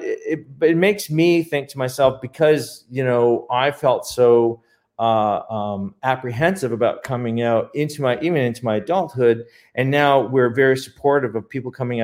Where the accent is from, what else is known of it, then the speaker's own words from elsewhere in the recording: Canada; moved away as an adult; now in Palm Springs, United States; we're Canadian, we were migrating over.